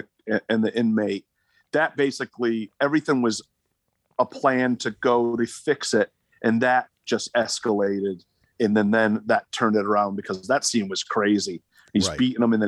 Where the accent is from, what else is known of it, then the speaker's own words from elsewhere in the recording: Rhode Island, United States; Dude, I'm from Rhode Island.